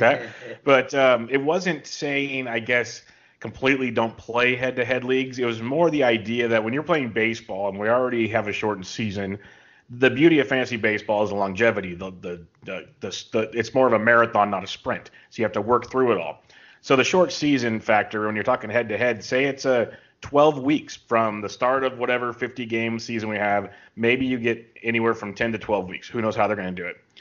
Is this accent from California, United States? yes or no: yes; California, United States; I'm from California. KC is a small city I live in called King City